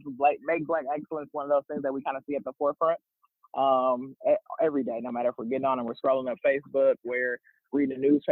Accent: Milwaukee, Wisconsin, United States; moved away; I'm from Milwaukee, Wisconsin, born and raised

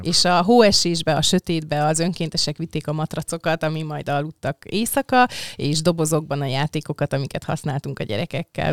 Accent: Budapest, Hungary; én olyannyira budapesti vagyok, meg Csepeli, hogy a nagyszüleim is Csepelen voltak a Tős gyerekkoromban

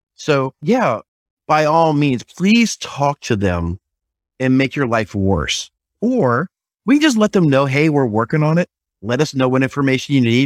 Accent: South Carolina, United States; I'm from South Carolina

